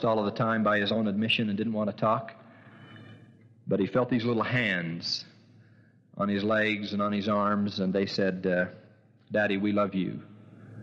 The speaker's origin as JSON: {"language": "English", "town": "St. George", "region": "Utah", "country": "United States", "tie": "born or raised there", "said": "I was born in St. George"}